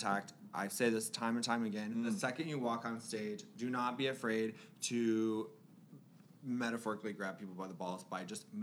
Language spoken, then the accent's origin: English; Florida, United States; I'm from Florida